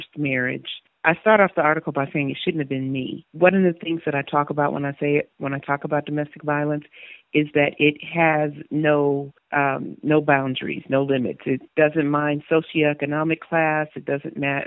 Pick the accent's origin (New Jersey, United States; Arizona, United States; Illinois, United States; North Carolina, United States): Illinois, United States; Chicago; moved away as an adult; now in Knoxville, United States; I'm originally from Chicago, Illinois. Lived there for 47 years. I relocated down to Knoxville about 5 years ago this January.